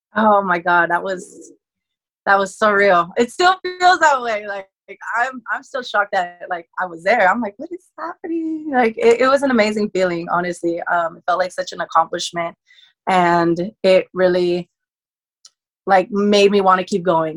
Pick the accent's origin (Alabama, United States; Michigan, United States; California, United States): California, United States; born or raised there